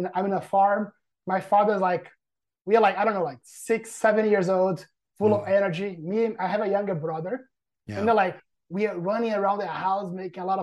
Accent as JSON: {"language": "English", "town": "Governador Valadares", "region": "Minas Gerais", "country": "Brazil", "tie": "born or raised there", "moved": "as an adult", "lives_now": "United States", "said": "I'm from a smaller town called Governador Valadares in Minas Gerais. So I grew up there."}